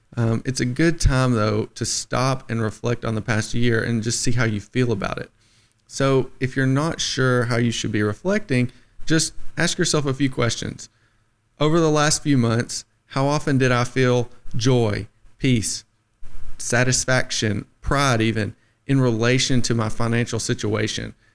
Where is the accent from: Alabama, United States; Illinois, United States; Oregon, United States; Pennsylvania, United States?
Alabama, United States; the Shoals; I'm from the Shoals, born and raised